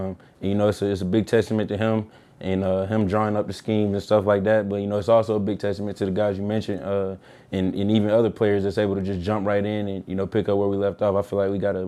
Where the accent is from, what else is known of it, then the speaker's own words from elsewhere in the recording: Atlanta, Georgia, United States; moved away; I'm from Atlanta